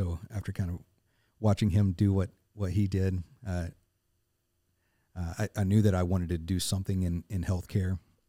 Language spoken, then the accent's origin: English; Arkansas, United States; also born or lived in Murfreesboro, Tennessee; now in Nashville, United States; I was born in Murfreesboro, grew up in Northeast Arkansas, but we were my whole time growing up. We always came back to Middle Tennessee, and so for me, this felt like coming home.